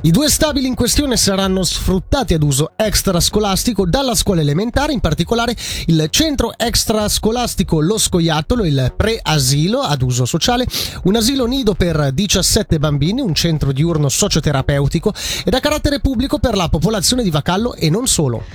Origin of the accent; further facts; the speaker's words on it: Ticino, Switzerland; moved away; also born or lived in German-speaking Switzerland / Biel; portare questo bagaglio in Ticino e metterlo al servizio della mia regione d'origine